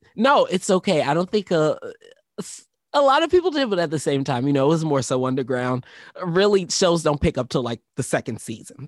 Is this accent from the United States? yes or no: yes; Philadelphia, Pennsylvania, United States; moved away; I was born in Philadelphia, Pennsylvania